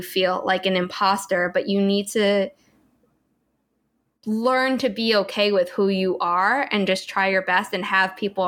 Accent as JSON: {"language": "English", "country": "United States", "tie": "born or raised there", "also_born_or_lived": "New York", "said": "I grew up as an American"}